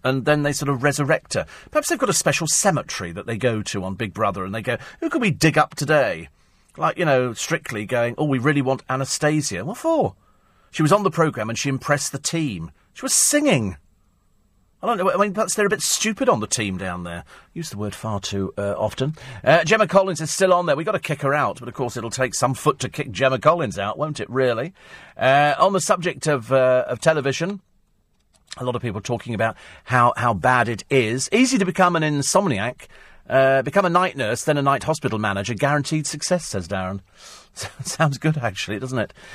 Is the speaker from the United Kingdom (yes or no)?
yes; United Kingdom; also born or lived in Yorkshire; being British, I kind of hanker back